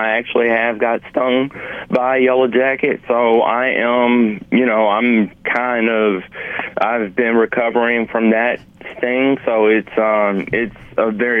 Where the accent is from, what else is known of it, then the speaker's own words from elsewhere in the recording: Montgomery, Alabama, United States; Yes, I'm always interested to go to the Camellia Bowl because it's right in my hometown, and I've been going for the past 10 years.